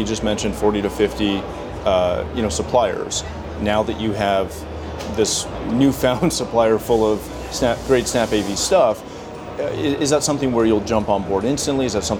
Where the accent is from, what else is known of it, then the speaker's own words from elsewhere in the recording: Canada; I'm not from the UK, but I am from Canada. So I'm used to that.